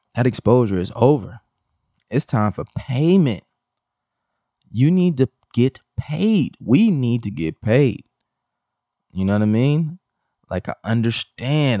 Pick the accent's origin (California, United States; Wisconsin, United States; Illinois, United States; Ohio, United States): Wisconsin, United States; Milwaukee; I come from Milwaukee, Wisconsin